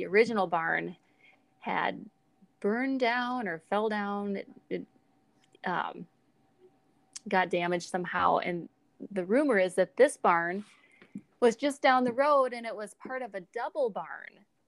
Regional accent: South Dakota, United States; I was from South Dakota

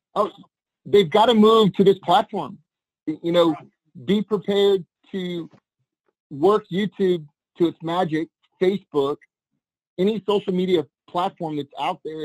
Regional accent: New Orleans, Louisiana, United States; moved away as an adult; I grew up in New Orleans, my high school years and the few years after my early 20s

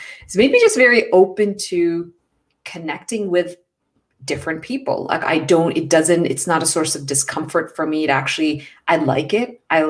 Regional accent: India; born there; also born or lived in Middle East; So growing up, I mentioned I was born in India, but I lived in the Middle East, which meant that I actually was living with a lot of international communities.

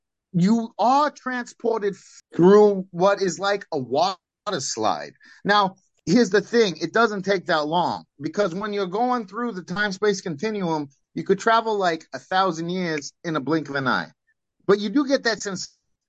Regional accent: Brooklyn, New York, United States; Hey, I'm from New York. I might have gone to MIT, but I'm still from Brooklyn, you know.

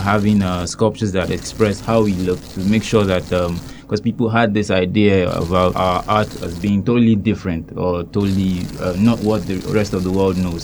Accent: Nigeria; moved away as an adult; now in Hungary; I'm from Nigeria

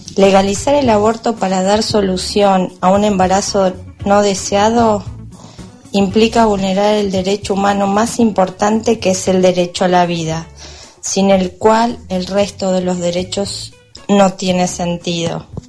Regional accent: Darregueira, Buenos Aires Province, Argentina; Soy de Darregueira

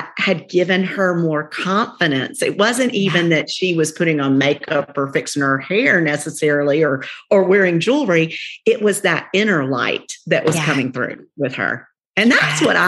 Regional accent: the South, United States; accent: twang; we're from the South, so we got a little twang

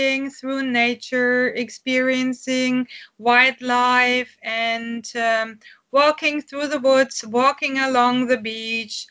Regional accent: Castrop-Rauxel, North Rhine-Westphalia, Germany; English is a second language; I'm from a little town in Germany. It's called Castrop-Rauxel. It's a town in the Ruhr area, so it's near Dortmund. And I have been living here in Castrop for my whole life

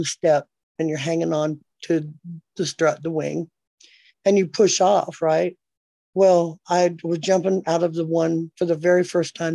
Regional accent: California, United States; moved away; I'm from California

